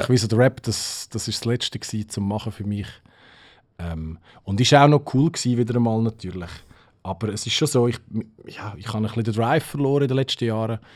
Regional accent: Switzerland; bei uns in der Schweiz

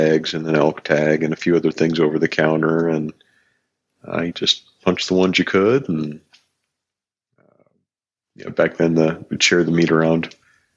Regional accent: Northwest Montana, United States; So, born in the 70s, Northwest Montana.

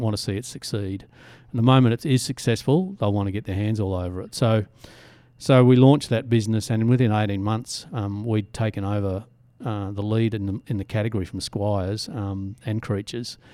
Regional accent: Southeast Queensland, Australia; now in Byron Bay, Australia; we're all from Southeast Queensland originally

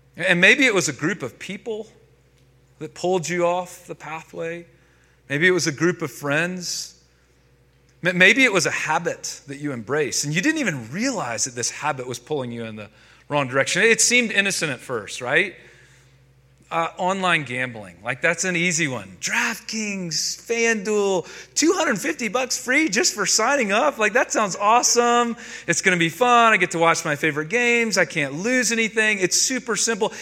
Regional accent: North Carolina, United States; now in Denver, United States; I grew up in North Carolina.

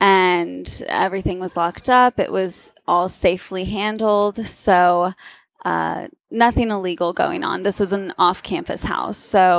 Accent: the South, United States; on the notion that I am from the South.

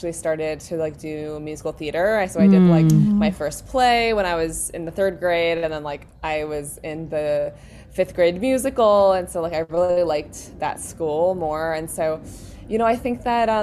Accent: New York City, New York, United States; I grew up in New York City in the West Village

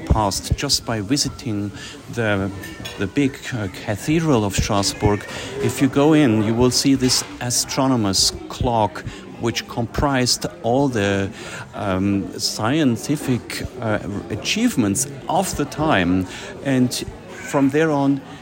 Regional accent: Switzerland; I'm a lawyer from Switzerland

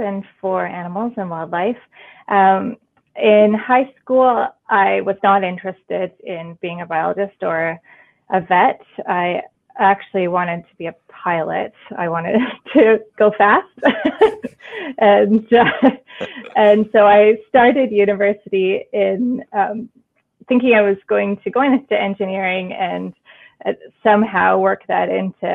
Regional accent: Duncan, British Columbia, Canada; I grew up in the Cowichan Valley in Duncan on Vancouver Island

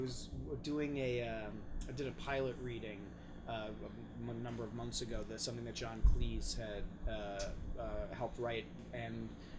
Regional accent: New York, United States; as, you know, an American, I live in a city, like, yep. I grew up in New York.

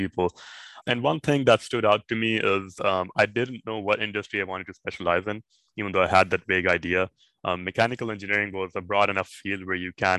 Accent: Lahore, Punjab, Pakistan; moved away as an adult; also born or lived in Indiana, United States / Massachusetts, United States; I'm originally from Pakistan. I grew up in this metropolitan city called Lahore.

